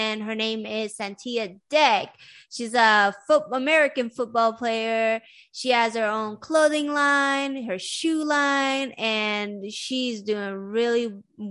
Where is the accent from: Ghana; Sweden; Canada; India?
Sweden; now in United States; I grew up in Sweden